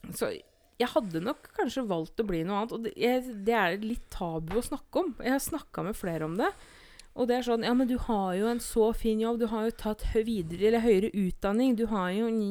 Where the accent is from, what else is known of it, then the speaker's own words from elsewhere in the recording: Eidsvoll, Akershus, Norway; det er jo der jeg er fra